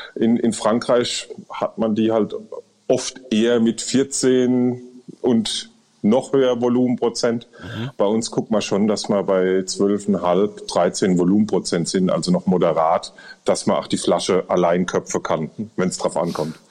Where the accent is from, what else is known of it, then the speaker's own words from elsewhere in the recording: Rhineland-Palatinate, Germany; Wir, wir sind Pfälzer